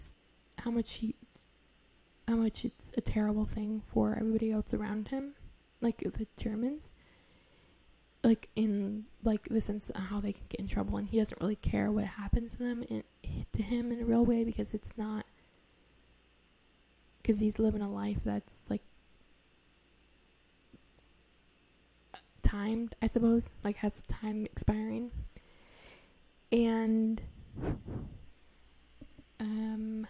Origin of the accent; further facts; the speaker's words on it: United States; I'm American